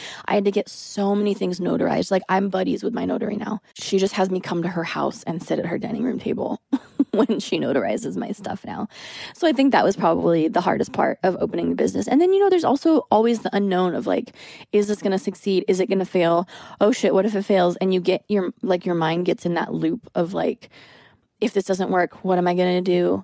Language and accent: English; United States; as a female and as an American